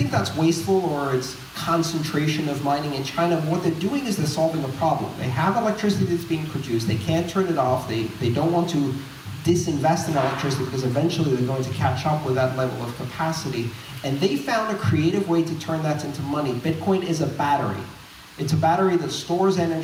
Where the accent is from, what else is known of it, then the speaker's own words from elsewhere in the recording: Greece; moved away; I grew up in Greece, I saw currency shocks three times when I was growing up